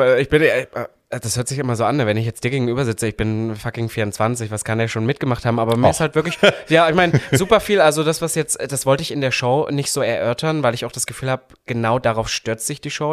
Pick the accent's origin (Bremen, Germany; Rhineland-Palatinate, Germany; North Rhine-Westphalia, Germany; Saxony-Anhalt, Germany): Saxony-Anhalt, Germany; moved away; da, wo ich herkomme aus Sachsen-Anhalt, da hat sich halt, muss ich so sagen, bis heute halt nicht viel verändert. Das heißt, ich habe eigentlich ähm, mein Upbringing war eigentlich sehr bescheiden.